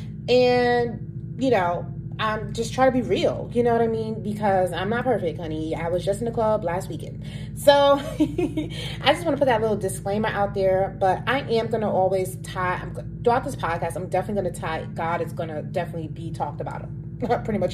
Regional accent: New York City, New York, United States; So I grew up in Harlem, New York, born and raised Harlem, New York City

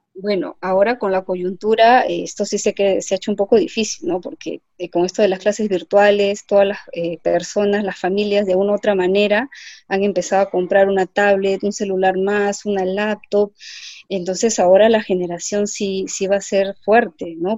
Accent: Lima, Peru; yo soy de Lima y me gustaba ir a la playa, a ver las olas

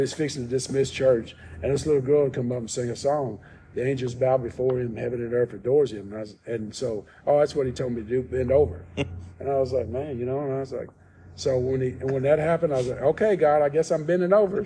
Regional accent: New Albany, Indiana, United States; now in Arkansas, United States; I grew up in Indiana, New Albany, Indiana

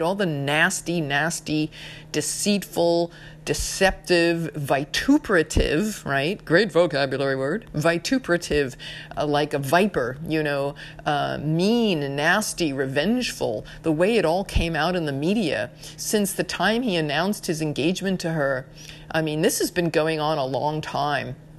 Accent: New York, United States; I'm from New York.

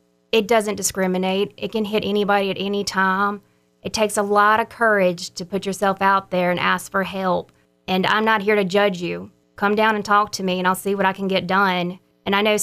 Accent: Brookhaven, Mississippi, United States; also born or lived in San Antonio, Texas; I'm from Brookhaven, Mississippi, where I was raised all my life up until I went off to college

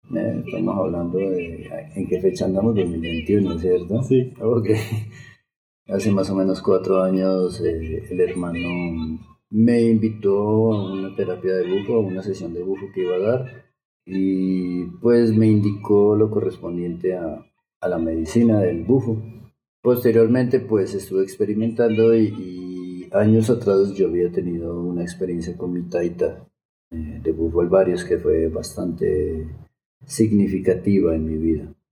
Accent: Bogotá, Colombia; moved away as an adult; also born or lived in Mexico; yo nací en Bogotá, de Bogotá, Colombia

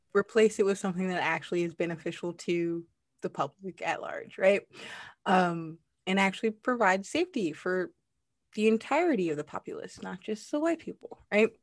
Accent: United States; moved away; I was a little bit embarrassed to be American

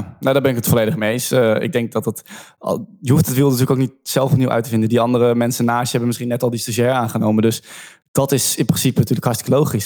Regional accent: Rotterdam, South Holland, Netherlands; Ik kom zelf uit Rotterdam.

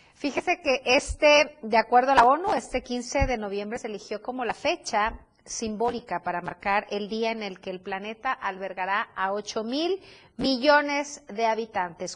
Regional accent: Chiapas, Mexico; como mexicanos, como chiapanecos

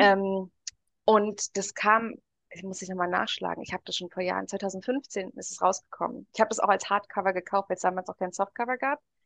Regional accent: Germany; Bei uns in Deutschland

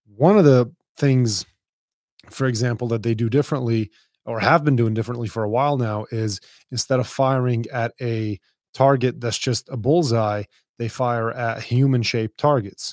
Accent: Dubai, United Arab Emirates; I grew up in a pretty rough place. I mean, I grew up in Dubai.

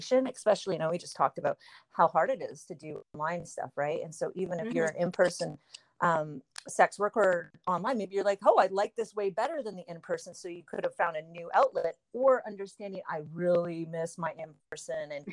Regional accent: Canada; I'm Canadian

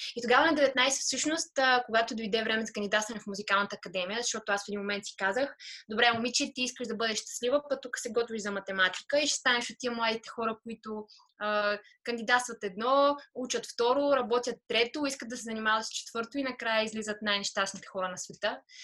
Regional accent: Veliko Tarnovo, Veliko Tarnovo Province, Bulgaria; first language Bulgarian; moved away as an adult; also born or lived in Sofia; Аз съм от Велико Търново родом.

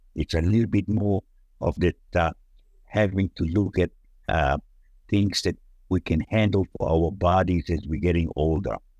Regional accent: Hawaii, United States; moved away as an adult; now in Australia; where we come from in Hawaii and America

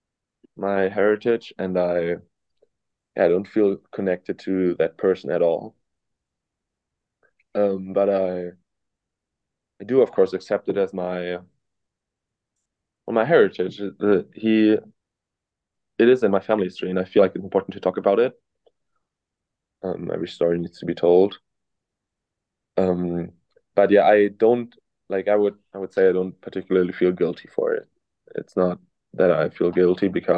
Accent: Cologne, North Rhine-Westphalia, Germany; English is a second language; moved away as an adult; now in Illinois, United States; I'm from Germany

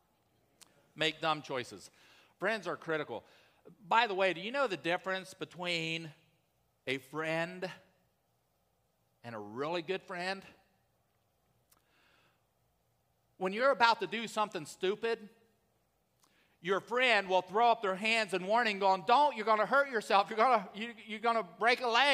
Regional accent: Columbus, the South, United States; I grew up in the South in Columbus.

